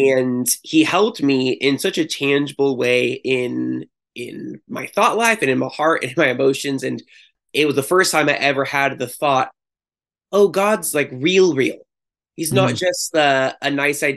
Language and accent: English; Chico, California, United States; now in Santa Cruz, United States; I grew up in Chico and then I ended up going to Chico State